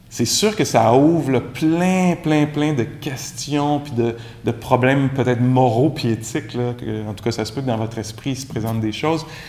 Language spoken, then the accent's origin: French; Quebec, Canada; accent: Québécois; mon accent anglais, euh, très charmant, très québécois